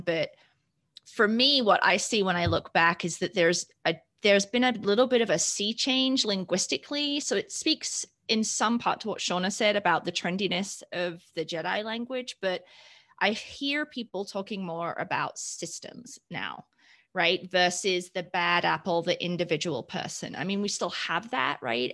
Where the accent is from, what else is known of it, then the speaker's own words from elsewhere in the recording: United Kingdom; moved away as an adult; now in Colorado, United States; I hail from the United Kingdom. I came here for my higher for my higher ed degree. Um, to the great state of Colorado, which is where I've been since 2003, currently living south of Denver.